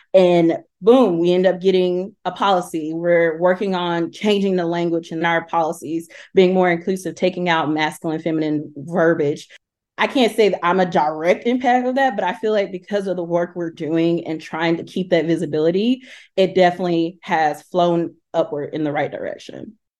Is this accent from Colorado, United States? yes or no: no; Talladega, Alabama, United States; now in Knoxville, United States; I'm originally from Talladega, Alabama, but I currently live in Knoxville, Tennessee